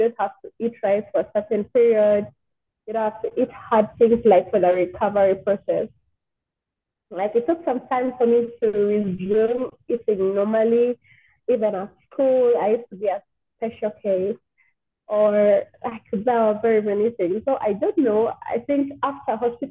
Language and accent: English; Kampala, Central Region, Uganda; also born or lived in Gobero; I grew up in Kawempe, yeah. Then from Kawempe, we shifted to Gaza Road. That is where we are till now. Yeah, but most of my childhood was in Kawempe